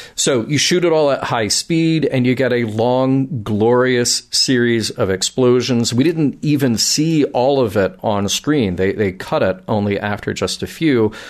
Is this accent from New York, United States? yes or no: no; Birmingham, Alabama, United States; my hometown of Birmingham, Alabama